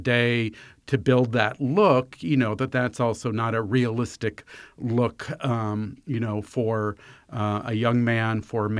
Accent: Fairfax County, Virginia, United States; I grew up here in Fairfax County

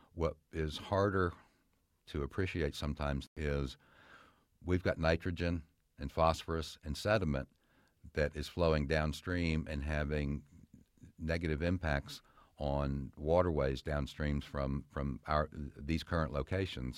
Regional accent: Fairfax County, Virginia, United States; I spent most of my life growing up in Fairfax County, and as a child, I played in these streams

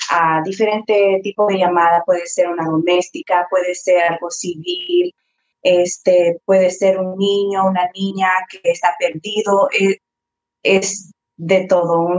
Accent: Prince William County, Virginia, United States; soy salvadoreña, soy bilingüe, ah, crecí aquí en el condado de Prince William, a la de nosotros

